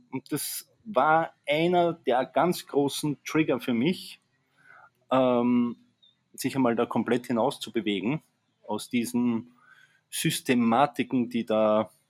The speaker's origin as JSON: {"language": "German", "country": "Austria", "moved": "as an adult", "said": "wie man schon an meiner Sprache hört. Ich komme eigentlich aus Österreich, ähm, habe dort ja eigentlich bis 2013 äh, gelebt"}